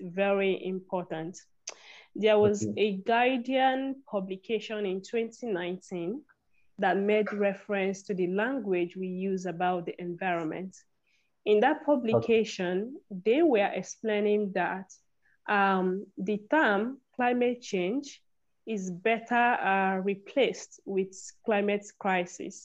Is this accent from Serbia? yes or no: no; Nigeria; I'm from Nigeria.